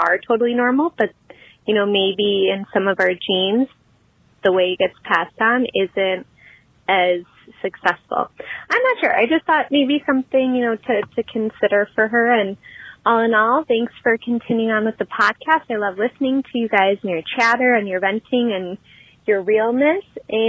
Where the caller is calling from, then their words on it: Wisconsin, United States; I'm calling from Wisconsin.